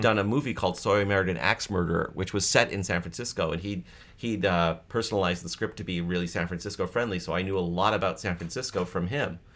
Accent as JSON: {"language": "English", "town": "Toronto", "region": "Ontario", "country": "Canada", "tie": "born or raised there", "also_born_or_lived": "East Bay", "moved": "as an adult", "said": "I was raised in Scarborough, but I was actually born at the college, uh, Women's College Hospital"}